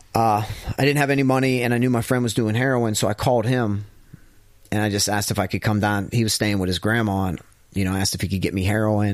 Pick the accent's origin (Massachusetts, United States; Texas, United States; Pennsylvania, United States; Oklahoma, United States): Pennsylvania, United States; Ravine; I was from Ravine